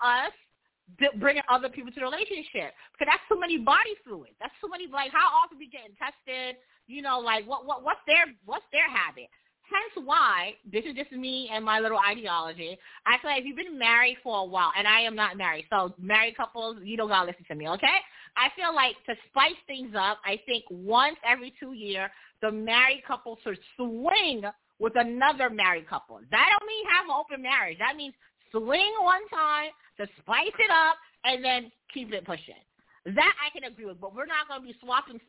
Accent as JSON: {"language": "English", "region": "New York", "country": "United States", "said": "I'm from New York."}